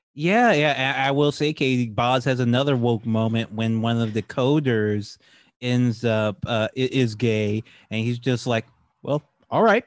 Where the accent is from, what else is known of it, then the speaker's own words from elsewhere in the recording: Louisiana, United States; I'm from Louisiana